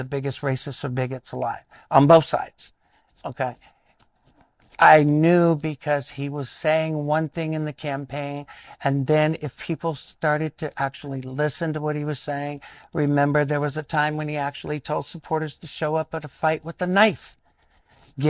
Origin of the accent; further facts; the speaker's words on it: South Carolina, United States; I grew up in rural South Carolina